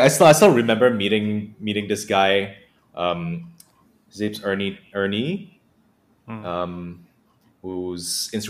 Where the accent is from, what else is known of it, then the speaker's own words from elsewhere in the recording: Penang, Malaysia; now in Melbourne, Australia; dude, I'm from Penang as well.